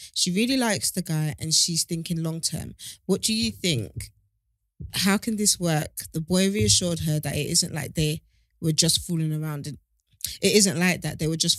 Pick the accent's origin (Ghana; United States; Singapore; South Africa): Ghana; And personally, I'm Ghanaian. I've always kind of pictured myself with someone in Ghana, let alone here.